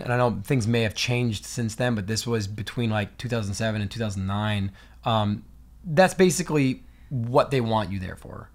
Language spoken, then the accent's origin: English; New Hampshire, United States; growing up in New Hampshire